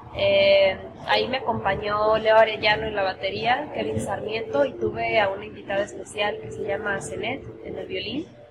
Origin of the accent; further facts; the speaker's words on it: Aguascalientes, Mexico; moved away as an adult; also born or lived in Mexico City; Soy de Aguascalientes, pero viví muchos años en la Ciudad de México. Viví 10 años, allá estudié música y también trabajé por varios años.